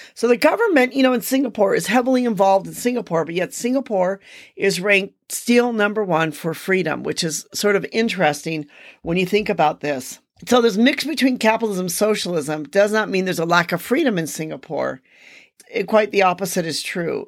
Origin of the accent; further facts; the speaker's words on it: United States; me being an American